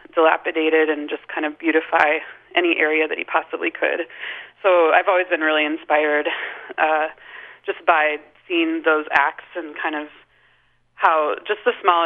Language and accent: English; Dundas, Minnesota, United States; moved away as an adult; also born or lived in Northfield, Minnesota / Portland, Oregon; now in Fergus Falls, United States; It's a town called Dundas, and it's near Northfield, which is a little more known in Minnesota.